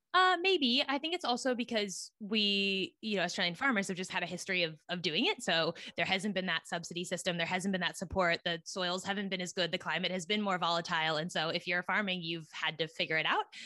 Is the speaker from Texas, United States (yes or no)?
no; Silicon Valley, California, United States; moved away as an adult; also born or lived in East Coast of the US; I grew up in Silicon Valley, California, which is right near San Francisco